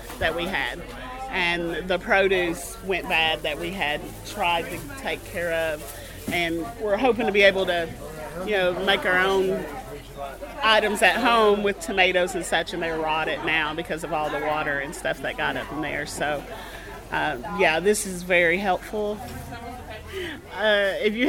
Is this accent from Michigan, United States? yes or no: no; Knott County, Kentucky, United States; now in Letcher County, Kentucky, United States; I currently live here in Letcher County in Craft Collie, and I'm originally from Knott County